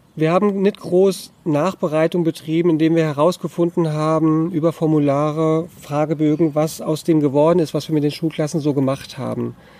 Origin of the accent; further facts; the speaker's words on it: Hunsrück, Rhineland-Palatinate, Germany; Ronnefeld im Hunsrück in meiner Heimat